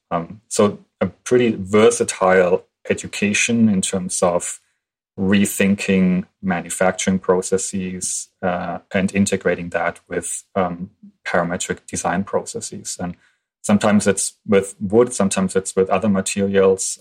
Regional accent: Germany; moved away as an adult; I'm from Germany. I studied in German in Germany

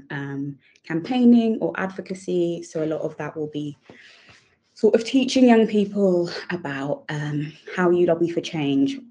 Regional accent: England, United Kingdom; I am British Nigerian

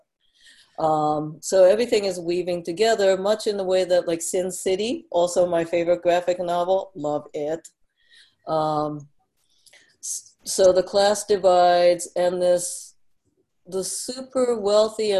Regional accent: Tokyo, Japan; moved away; also born or lived in Kyoto, Japan; I was born in Kyoto, but raised in Tokyo.

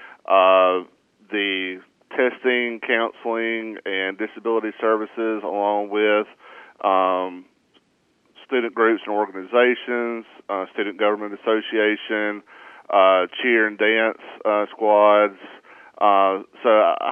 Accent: Batesville, Mississippi, United States; also born or lived in Raymond, Mississippi (Hinds Community College); I'm an original North Mississippian. I grew up in the Batesville area, went to school at North Delta

